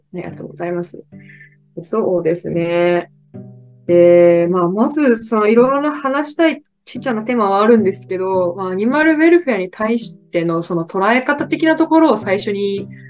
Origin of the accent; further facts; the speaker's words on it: Kochi, Japan; 春から地元高知県に帰って